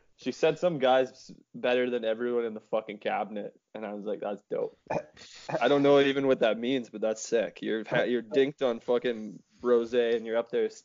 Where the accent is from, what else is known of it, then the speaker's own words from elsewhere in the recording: Canada; We're all Canadian.